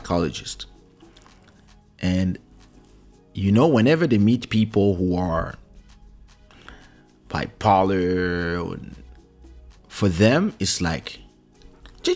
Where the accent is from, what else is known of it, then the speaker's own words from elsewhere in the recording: Paris, Île-de-France, France; English is a second language; when we grew up in Paris